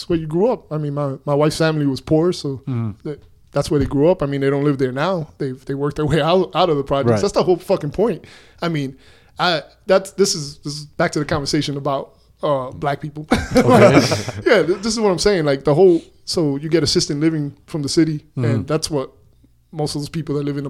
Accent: New York, United States; also born or lived in Newark, New Jersey; now in El Paso, United States; I grew up in New York and New Jersey

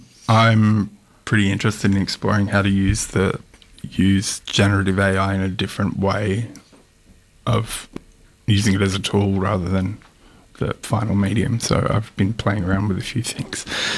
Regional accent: Wiradjuri country and Yuin country, New South Wales, Australia; moved away as an adult; also born or lived in Canberra; now in Melbourne, Australia; I'm from Wiradjuri country, which is in the middle of the Three Rivers in New South Wales. My people are from Molongbori area. I grew up between there and Yuin country on the south coast, and moved down here for my master's

